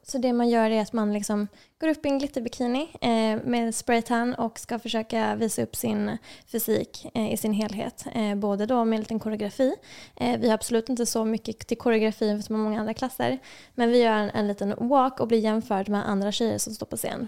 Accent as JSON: {"language": "Swedish", "town": "Lund", "region": "Skåne", "country": "Sweden", "also_born_or_lived": "Serbia", "moved": "as an adult", "lives_now": "Stockholm, Sweden", "said": "jag kommer ursprungligen från Lund"}